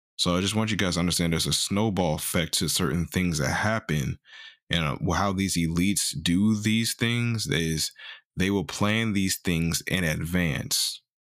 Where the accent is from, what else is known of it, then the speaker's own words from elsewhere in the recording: Missouri, United States; I'm from Missouri.